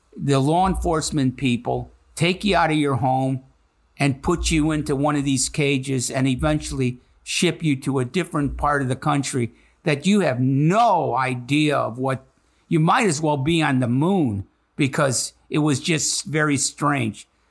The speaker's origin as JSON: {"language": "English", "town": "Chicago", "region": "Illinois", "country": "United States", "moved": "yes", "lives_now": "Cincinnati, United States", "said": "I'm from Chicago, Illinois, so I'm as American as anybody else in this classroom."}